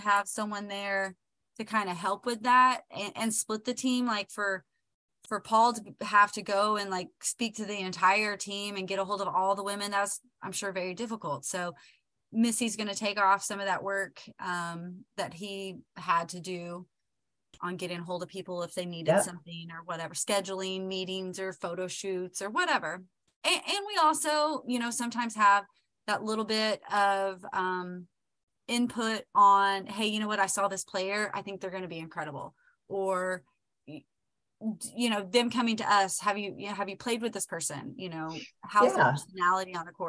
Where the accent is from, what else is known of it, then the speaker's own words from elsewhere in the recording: Oklahoma, United States; We're both from Oklahoma